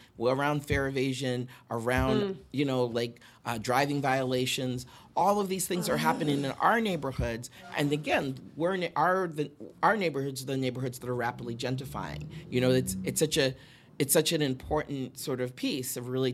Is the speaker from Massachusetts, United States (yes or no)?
yes; Boston, Massachusetts, United States; now in New York, United States; I'm originally from Boston